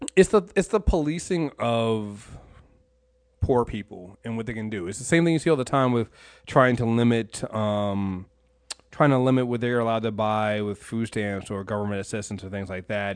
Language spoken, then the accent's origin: English; Maryland, United States; I'm from Maryland